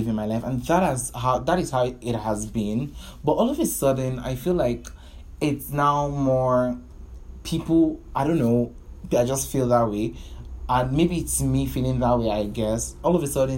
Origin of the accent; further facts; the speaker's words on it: Nigeria; I'm a Nigerian